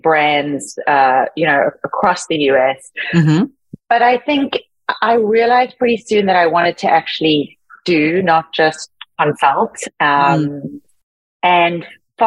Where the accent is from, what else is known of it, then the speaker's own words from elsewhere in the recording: Cape Town, Western Cape, South Africa; I grew up in Cape Town, South Africa, very much under the veil of apartheid